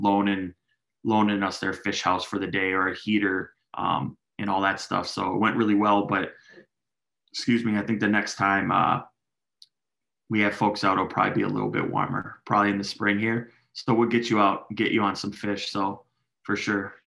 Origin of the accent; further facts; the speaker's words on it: Minneapolis, Minnesota, United States; I grew up in South Minneapolis. That's my heart.